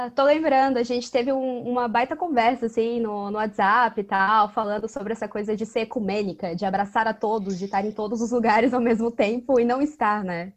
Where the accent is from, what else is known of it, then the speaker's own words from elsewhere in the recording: Florianópolis, Santa Catarina, Brazil; eu sou de Foripa